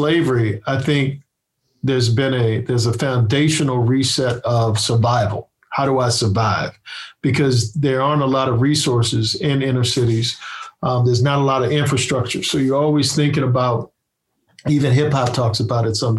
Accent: Annapolis, Maryland, United States; also born or lived in Baltimore, Maryland; I come from Annapolis, Maryland

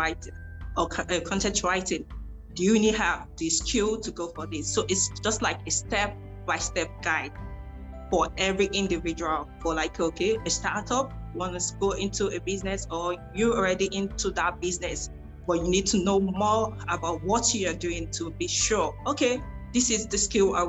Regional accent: Nigeria; I started from Africa as a Nigerian.

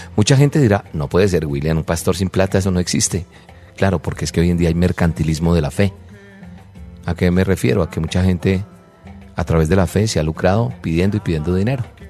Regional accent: Colombia

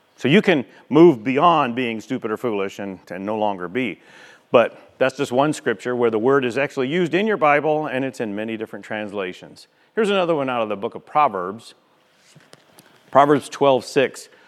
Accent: United States; We're from America

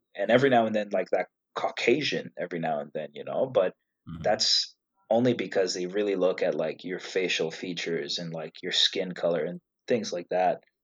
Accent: Canada; also born or lived in Egypt; I was born in Egypt. Uh, the whole family is Egyptian, and I moved to Canada when I was two years old. So I really consider myself more Canadian than Egyptian

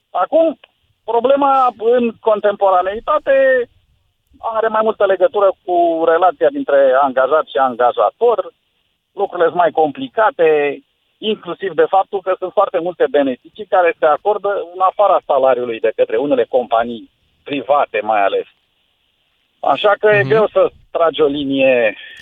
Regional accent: Buzău, Buzău County, Romania; eu sunt din Buzău

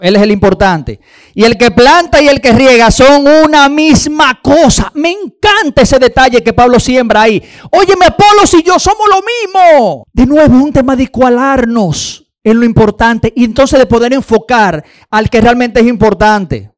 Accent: Dominican Republic; nosotros los dominicanos

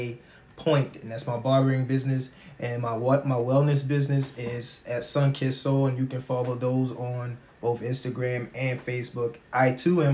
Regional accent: Georgetown, South Carolina, United States; also born or lived in Columbia, South Carolina; I'm originally from Georgetown, South Carolina

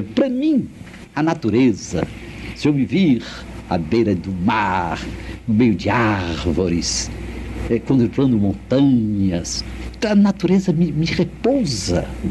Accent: Fortaleza, Ceará, Brazil; moved away as an adult; also born or lived in Rio de Janeiro / Recife; Eu nasci em Fortaleza, minha querida Fortaleza, em 1909.

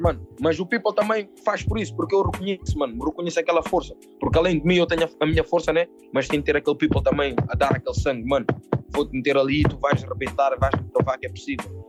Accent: Portugal; eu nasci em Portugal, estás a ver, mano? Os meus pais são cabo-verdianos

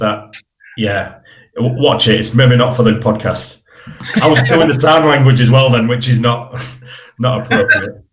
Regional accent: Hull, Yorkshire and the Humber, United Kingdom; I was brought up in Brandsham. So I was born and bred in Brandsham.

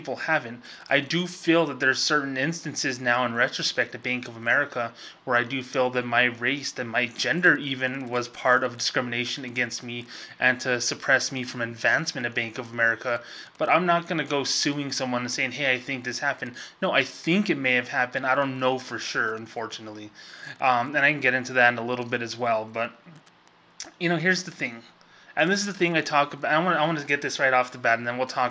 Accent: Socorro, New Mexico, United States; now in Las Cruces, United States; I grew up with in my hometown of Socorro, New Mexico, and here in Las Cruces, New Mexico, where I've, you know, put roots

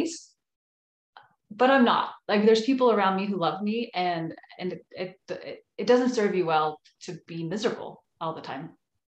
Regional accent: Troutdale, Oregon, United States; moved away as an adult; also born or lived in Salt Lake City, Utah / San Diego / Seattle / Vienna, Austria; I grew up in Troutdale, Oregon, which is just east of Portland.

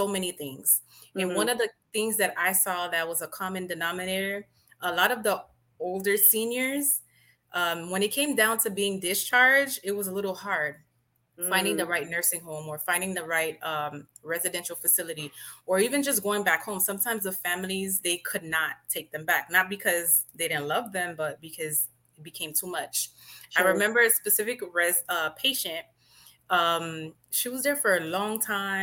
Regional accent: Miami, Florida, United States; also born or lived in Haiti (ancestry); I was born in Miami, but I do have a Haitian background. So I'm bilingual

